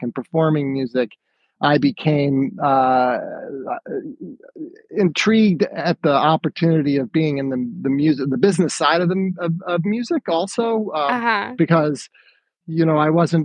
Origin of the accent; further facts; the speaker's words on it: the Catskills, New York, United States; moved away as an adult; although I'd been living in New York City since college, I'd been, you know, this was my home, the Catskills always